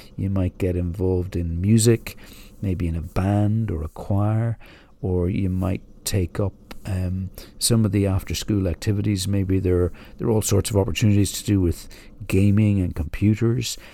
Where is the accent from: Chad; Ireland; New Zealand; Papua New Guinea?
Ireland; moved away; I grew up in the Republic of Ireland